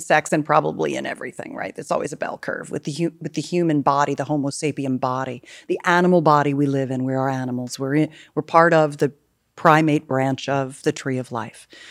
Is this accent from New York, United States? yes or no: no; California, United States; I'm a Californian